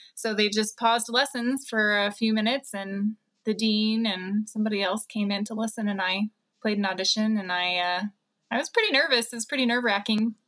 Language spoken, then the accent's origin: English; Texas, United States; I grew up in Texas like Brian, but far apart from Brian